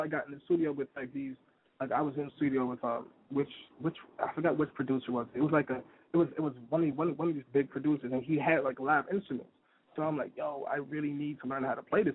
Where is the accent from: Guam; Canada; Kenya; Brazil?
Canada; Toronto, Ontario; also born or lived in Brooklyn, New York; now in New York, United States; I'm from Toronto, Canada